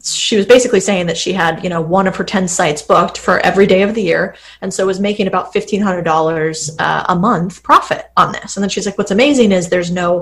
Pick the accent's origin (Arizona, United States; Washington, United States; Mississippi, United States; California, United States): Arizona, United States; I'm from Arizona